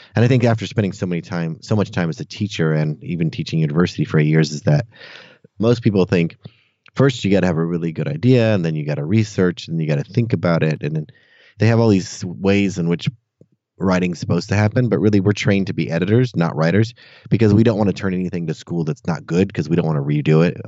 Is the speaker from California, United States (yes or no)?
yes; Santa Cruz, California, United States; moved away as an adult; now in Austin, United States; I grew up in Santa Cruz, California, actually on another beach town. Um, yeah, until I was about 18 or 19 when I left for college